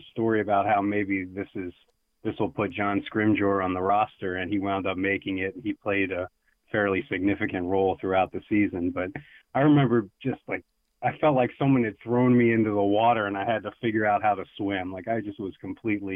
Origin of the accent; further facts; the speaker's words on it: West Chester, Pennsylvania, United States; moved away as an adult; now in Lancaster, United States; I grew up in Westchester, which is southeastern PA